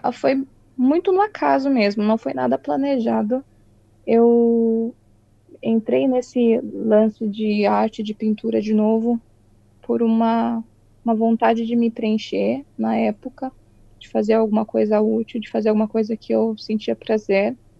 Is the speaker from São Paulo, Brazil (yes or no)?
yes; Itu, São Paulo, Brazil; moved away as an adult; now in New Zealand; E sou do interior de São Paulo, Itu, uma cidade bem pequenininha. Nasci e cresci lá.